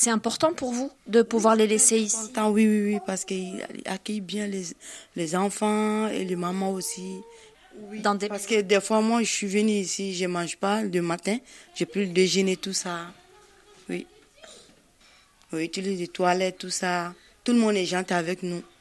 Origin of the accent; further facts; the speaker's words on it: Mali; now in France; Moi, je suis malienne.